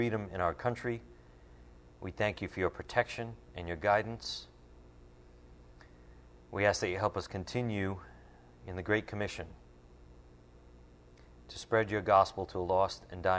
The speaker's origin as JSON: {"language": "English", "country": "United States", "said": "as American believers"}